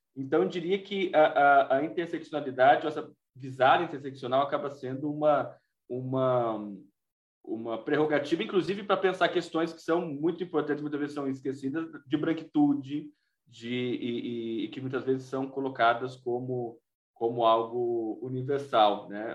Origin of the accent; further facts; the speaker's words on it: Brazil; nós, brasileiros